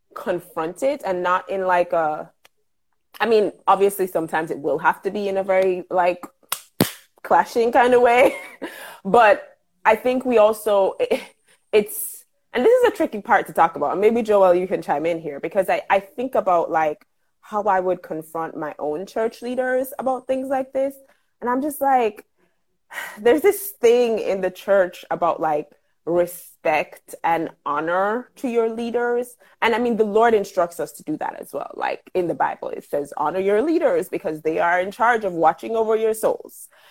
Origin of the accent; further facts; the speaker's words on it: Jamaica; I am a Jamaican living and working in Jamaica